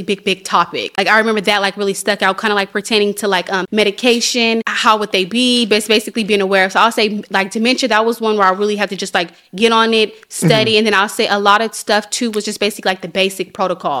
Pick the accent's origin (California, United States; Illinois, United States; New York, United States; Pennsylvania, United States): California, United States; Central Valley; we're actually from the Central Valley